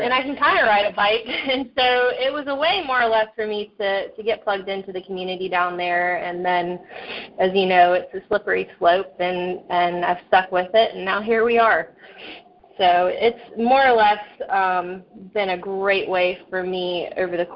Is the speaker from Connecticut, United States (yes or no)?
no; Suffolk, Virginia, United States; now in Norfolk, United States; I'm fortunate now to finally live back in my home state after in hometown more or less after being out of the area for the last 10 years or so. So my family is all in Suffolk